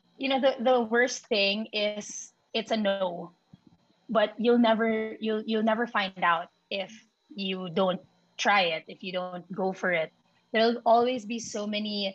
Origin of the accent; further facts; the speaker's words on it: Philippines; first language Filipino; nasa Pilipinas tayo